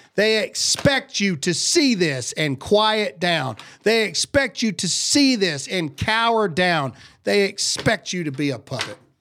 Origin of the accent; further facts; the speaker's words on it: Mississippi, United States; I'm from Mississippi.